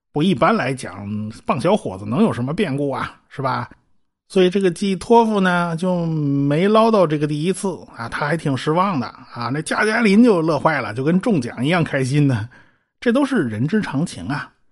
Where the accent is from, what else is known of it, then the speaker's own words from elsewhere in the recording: China; 我们中国人也能把导弹给你搞出来